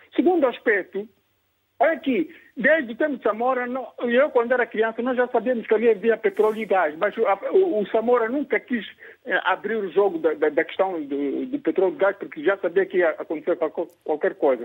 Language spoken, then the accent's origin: Portuguese; Pemba, Cabo Delgado, Mozambique; now in Maputo, Mozambique; eu sou de Pemba uhum. e sou da província de Cabo Delgado